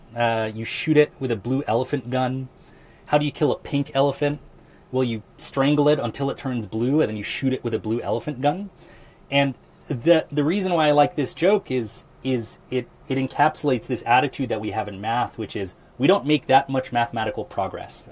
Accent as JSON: {"language": "English", "town": "Lincoln", "region": "Nebraska", "country": "United States", "said": "I'm from Lincoln, Nebraska"}